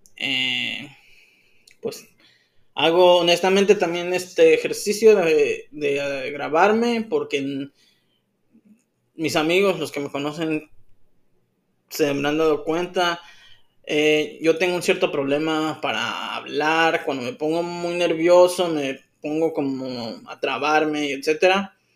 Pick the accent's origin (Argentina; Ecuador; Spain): Ecuador; moved away as an adult; also born or lived in North Carolina, United States; now in Tijuana, Mexico; soy ecuatoriano de nacimiento, orgullosamente nacido allá, crecido allá